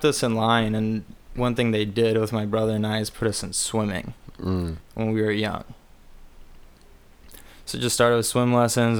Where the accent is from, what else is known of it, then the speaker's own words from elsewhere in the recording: Glendale, California, United States; I grew up in Glendale because my dad's, you know, part Armenian.